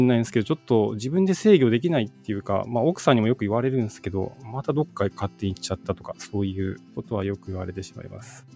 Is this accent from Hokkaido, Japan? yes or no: no; Hiroshima, Japan; 地元の広島市立緑中学校